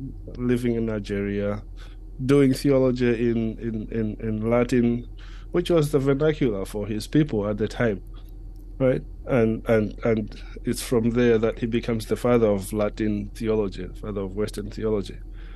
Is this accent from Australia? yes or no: no; Malawi; moved away as an adult; also born or lived in Switzerland / Germany / United States; now in United Kingdom; I am a Malawian, born and bred in Malawi. But I left Malawi quite a few years ago, having sensed a call to mission to Europe, actually.